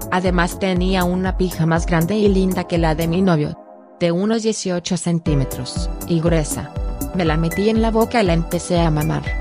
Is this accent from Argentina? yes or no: yes; Argentina; soy de Argentina